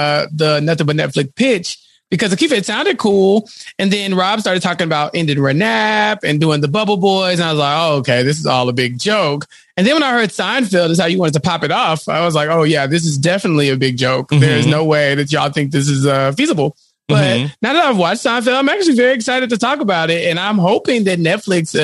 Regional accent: Texas, United States; As a Texan, it'd be a long episode. we're big on chili here.

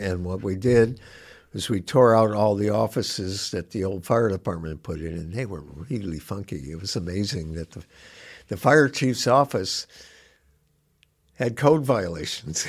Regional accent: Gary, Indiana, United States; also born or lived in Chicago, Illinois; now in Bloomington, United States; I grew up in Gary, but I was born in Chicago

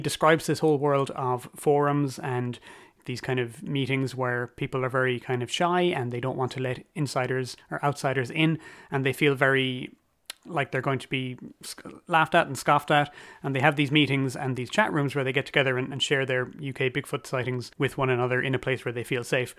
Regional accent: Cork, Munster, Ireland; my hometown is Cork City

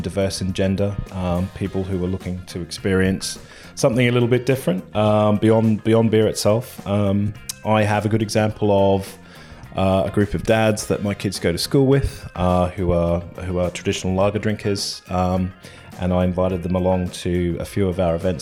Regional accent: Australia; moved away as an adult; now in London, United Kingdom; I'm from Australia, so where beer is kind of pretty nondescript. And I came over here in my 20s

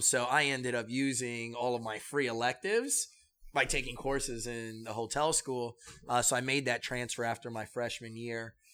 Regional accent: New York City, New York, United States; also born or lived in Manhattan / Kissimmee, Florida; when I turned nine, we came back to New York and we came to the Bronx.

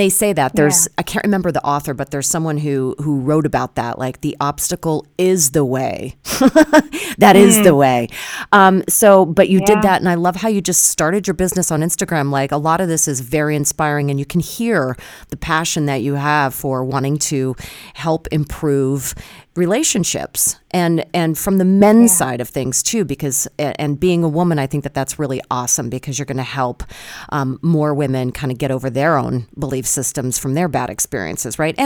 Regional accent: Pennsylvania, United States; I'm from PA

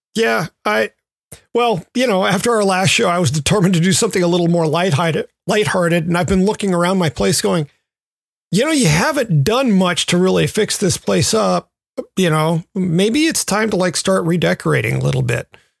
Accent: the South, United States; moved away; growing up in the South, I spent a lot of time on the water

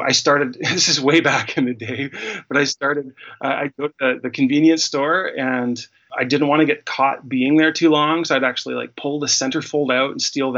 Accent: Winnipeg, Manitoba, Canada; now in Calgary, Canada; I grew up in Winnipeg, Manitoba, in the middle of Canada

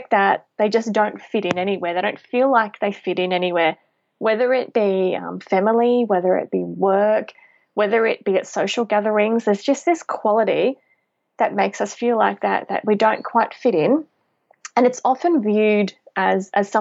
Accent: Tiaro, near Maryborough, Queensland, Australia; now in Brisbane, Australia; I actually grew up on a pineapple and macadamia farm right near a very small town. It's called Tyro. It's near Maryborough in Queensland.

